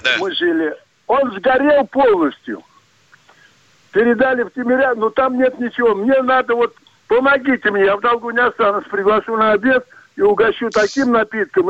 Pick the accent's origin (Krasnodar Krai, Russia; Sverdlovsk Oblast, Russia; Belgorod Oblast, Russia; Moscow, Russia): Moscow, Russia; Я коренной москвич